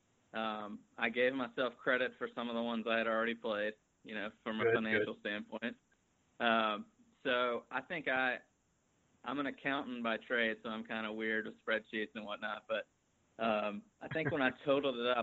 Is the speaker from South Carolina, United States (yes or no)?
yes; South Carolina, United States; I'm from South Carolina, born and raised here, family in New England, but born and raised in the South